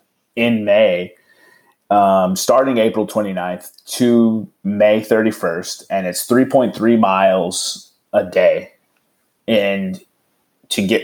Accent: El Paso, Texas, United States; my hometown in El Paso

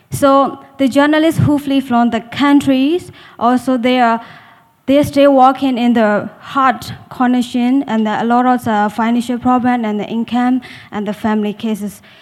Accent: Myanmar; moved away as an adult; now in Thailand; from the Delta News Agency. Um, I am a um, journalist from Myanmar and been in exile uh, nearly two years.

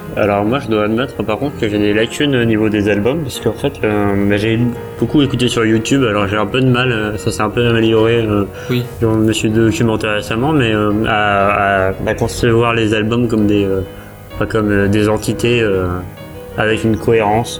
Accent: France; quand on est français

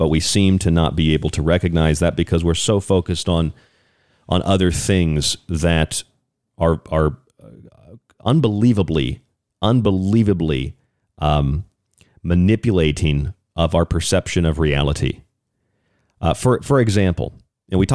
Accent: United States; I'm an American.

